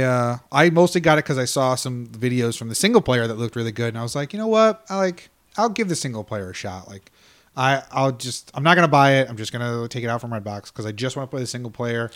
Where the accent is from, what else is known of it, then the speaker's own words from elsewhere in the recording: United States; I'm American